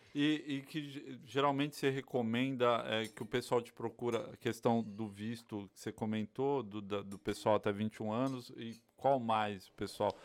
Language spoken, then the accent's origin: Portuguese; Bahia, Brazil; moved away; also born or lived in São Paulo; eu sou baiano